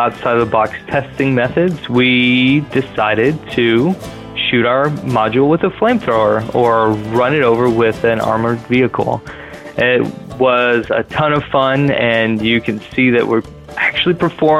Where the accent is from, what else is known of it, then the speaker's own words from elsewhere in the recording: Austin, Texas, United States; I am a Texan, born and raised in Austin.